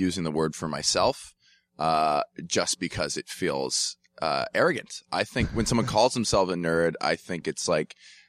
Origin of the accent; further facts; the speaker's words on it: Atlanta, Georgia, United States; I grew up in Atlanta, math kid in high school, swam, wasn't that great at it.